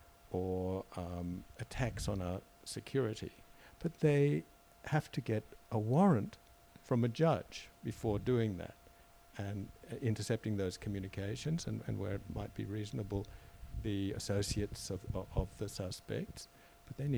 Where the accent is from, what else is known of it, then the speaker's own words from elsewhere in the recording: Australia; I'm an Australian citizen